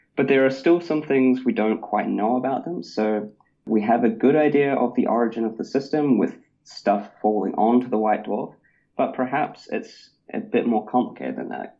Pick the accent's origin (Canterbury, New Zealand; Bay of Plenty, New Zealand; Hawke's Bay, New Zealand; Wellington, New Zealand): Canterbury, New Zealand; Christchurch; I grew up in Christchurch, New Zealand